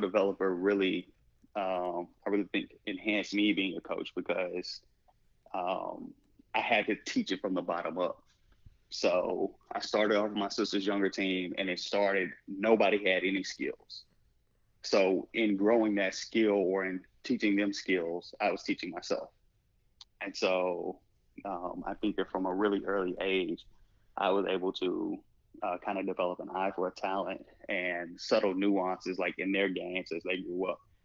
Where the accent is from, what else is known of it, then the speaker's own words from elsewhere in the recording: Little Rock, Arkansas, United States; moved away; also born or lived in Osceola, Arkansas; I grew up in Little Rock, Arkansas.